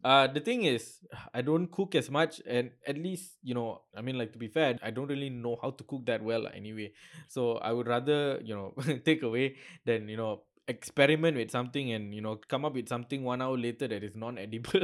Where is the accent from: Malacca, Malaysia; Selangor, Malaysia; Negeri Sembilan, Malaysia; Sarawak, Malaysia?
Negeri Sembilan, Malaysia; Seremban; now in Kuala Lumpur, Malaysia; my hometown is in Seremban.